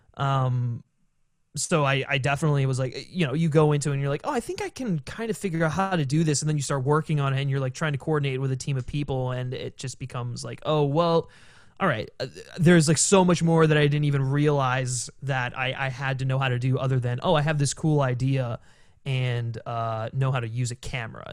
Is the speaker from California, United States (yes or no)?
no; Maryland, United States; now in Los Angeles, United States; I'm actually from Maryland originally, so, um, I grew up around there